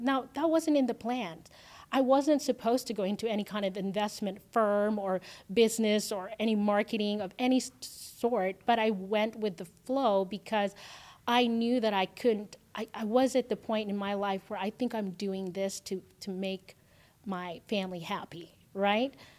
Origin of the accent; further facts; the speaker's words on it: Philippines; also born or lived in Canada / San Diego; now in Las Vegas, United States; I grew up in the Philippines, so, um, raised by my grandmother